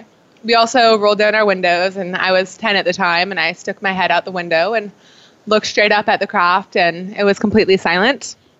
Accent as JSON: {"language": "English", "town": "Tucson", "region": "Arizona", "country": "United States", "said": "Yes, we're both from Tucson."}